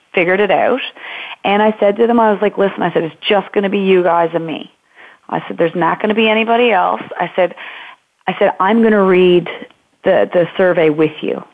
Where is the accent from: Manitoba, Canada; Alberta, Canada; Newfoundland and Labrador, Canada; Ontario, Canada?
Newfoundland and Labrador, Canada; Marystown; now in Norris Point, Canada; I'm from Marystown. We're not actually from Norris Point.